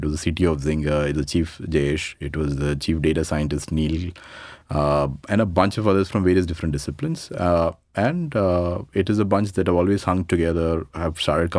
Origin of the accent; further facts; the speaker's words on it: Dubai, United Arab Emirates; So I grew up in Dubai. Actually did my, you know, from my 1984 to 95, I was in Dubai.